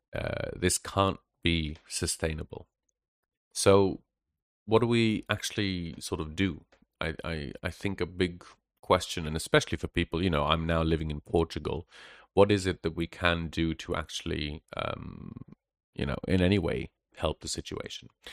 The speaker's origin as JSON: {"language": "English", "country": "Israel", "tie": "born or raised there", "also_born_or_lived": "Western Europe", "moved": "as an adult", "said": "I grew up in Israel"}